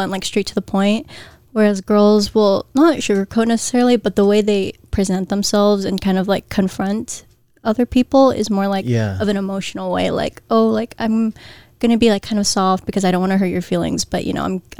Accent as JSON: {"language": "English", "country": "United States", "accent": "Guamanian Filipino", "said": "I'm not from Guam. My dad's from Guam. My dad's Guamanian. I'm unfortunately just from, well, not unfortunately. I'm from America."}